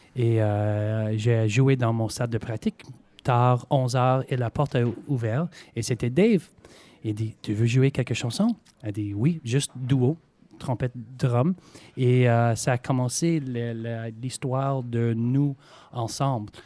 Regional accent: Montreal, Quebec, Canada; accent: Québécois; moved away; mes parents sont américains, mais euh, voilà, j'étais né à Montréal, alors euh, j'ai fait mes études là-bas et je parle français

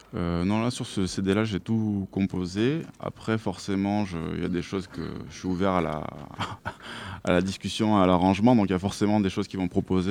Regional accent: Toulouse, Occitania, France; j'ai grandi à Toulouse, tout ça. Je suis vraiment plus toulousain, on va dire, du sud, du sud-ouest

